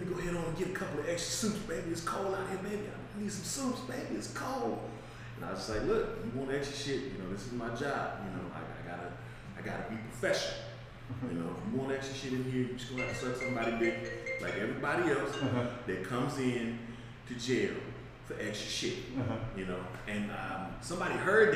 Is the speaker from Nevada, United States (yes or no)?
yes; Las Vegas, Nevada, United States; I was born and raised in Vegas.